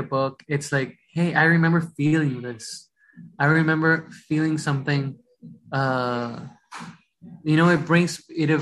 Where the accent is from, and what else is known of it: Rockland County, New York, United States; born or raised there; English is a second language; also born or lived in Ecuador / Bronx, New York